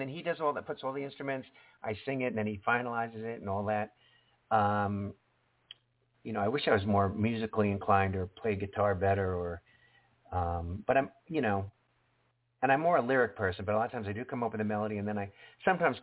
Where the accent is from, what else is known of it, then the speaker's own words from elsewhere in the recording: Long Island, New York, United States; moved away; I lived in New York City for 5 years and I grew up on Long Island